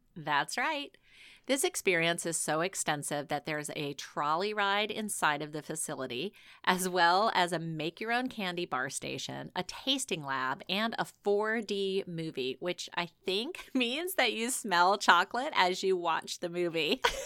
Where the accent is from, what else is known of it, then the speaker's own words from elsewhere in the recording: the South, United States; growing up in the South